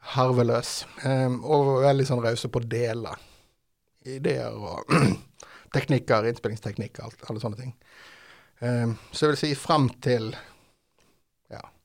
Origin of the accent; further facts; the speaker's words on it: Haugesund, Rogaland, Norway; Vi kommer fra Haugesund, jeg og vokalist eh, …